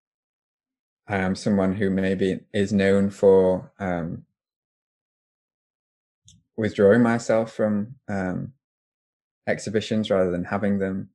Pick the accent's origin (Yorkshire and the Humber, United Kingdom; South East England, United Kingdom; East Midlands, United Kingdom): Yorkshire and the Humber, United Kingdom; Doncaster; moved away as an adult; I'm from Doncaster. I grew up there. I was born there. I moved out when I was 18.